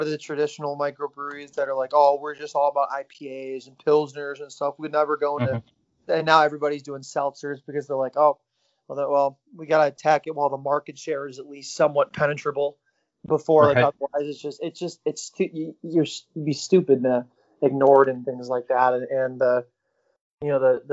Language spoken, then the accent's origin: English; Cleveland, Ohio, United States; we're from Cleveland